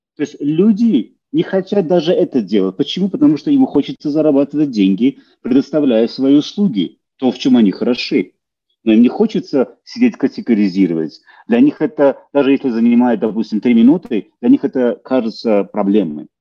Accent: Baku, Azerbaijan; moved away as an adult; now in Calgary, Canada; я родом из Баку, Азербайджана

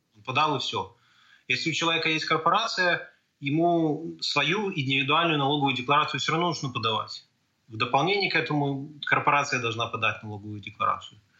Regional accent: Belarus; moved away as an adult; now in Canada; о белорусском, том, откуда я родом

